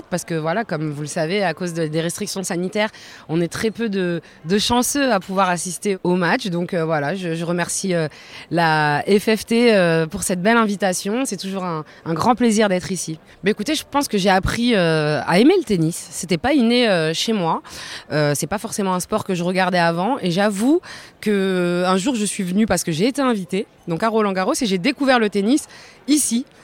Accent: Paris, Île-de-France, France; puis je suis parisienne, j'ai la chance d'avoir une équipe, une grosse équipe dans, dans, dans, ma ville.

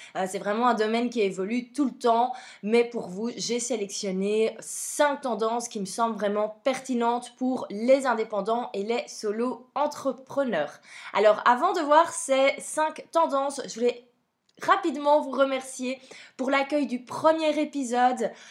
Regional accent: Belgium; vous entendez mon accent, clairement vous l'entendez, je viens de Belgique.

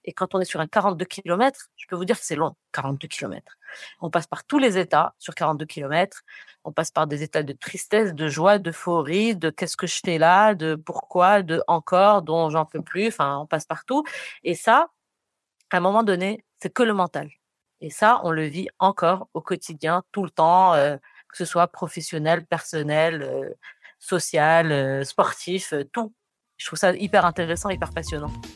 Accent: Rabat, Rabat-Salé-Kénitra, Morocco; also born or lived in Paris / Montréal; now in Casablanca, Morocco; J'ai grandi à Rabat. Euh, j'ai passé donc toute mon enfance à Rabat

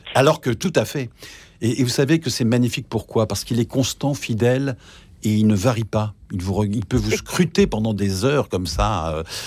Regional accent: Nord, Hauts-de-France, France; Moi je suis du Nord, donc il y avait aussi la fête de, Saint-Nicolas

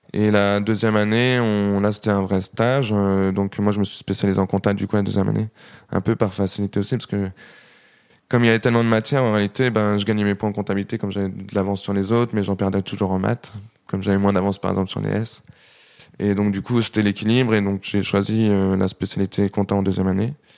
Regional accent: Saint-Lô, Normandy, France; now in Granville, France; je suis né à Saint-Lô, j'ai grandi à Saint-Lô

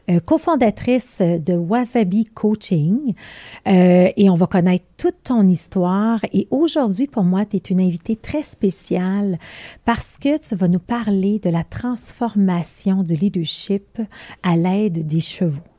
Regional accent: Belgium; accent: Belgian; moved away

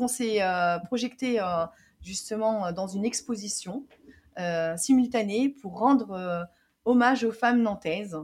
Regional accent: Algeria; moi en tant que algérienne

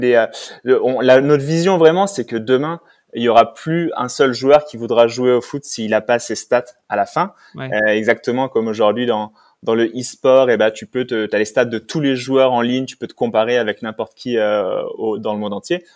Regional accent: Savoy, Auvergne-Rhône-Alpes, France; moved away as an adult; also born or lived in Silicon Valley; now in Paris, France; je suis savoyard, même si ça fait 10 ans que je vis à Paris maintenant

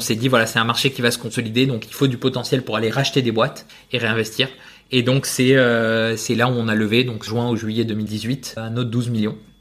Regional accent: Spain; je suis espagnol

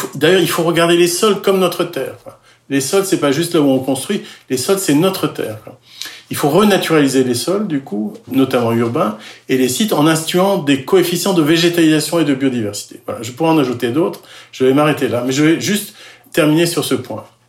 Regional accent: Finistère, Brittany, France; je, suis breton, je suis breton du Finistère

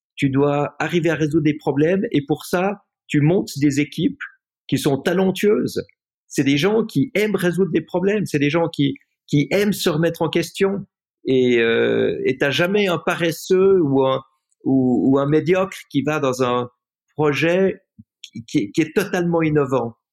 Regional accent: Switzerland; je suis rentré en Suisse, j'étais à l'école

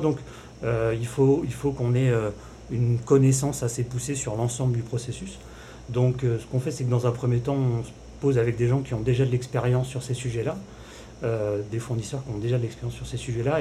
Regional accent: Paris, Île-de-France, France; moved away as an adult; je suis parisien, je suis arrivé il y a quelques mois au, au Fénois

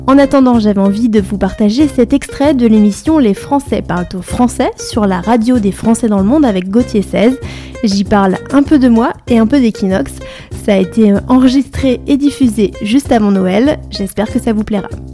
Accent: Troyes, Grand Est, France; moved away as an adult; now in Barcelona, Spain; je viens de Troyes, hein, c'est une petite ville euh, très mignonne

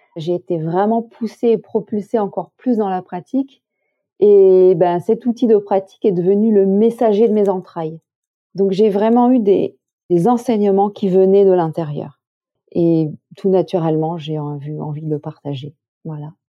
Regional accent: Corbières, Occitania, France; dans les collines de mon enfance, dans les Corbières

